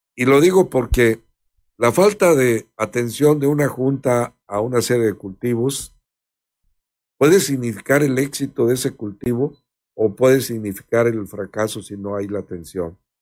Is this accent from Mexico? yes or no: yes; Mexico; Somos muchos mexicanos